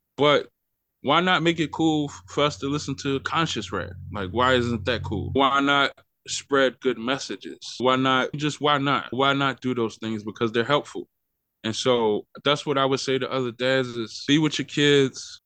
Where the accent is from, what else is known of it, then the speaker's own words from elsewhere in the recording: Philadelphia, Pennsylvania, United States; moved away as an adult; now in Wichita, United States; I'm originally from Philadelphia, Pennsylvania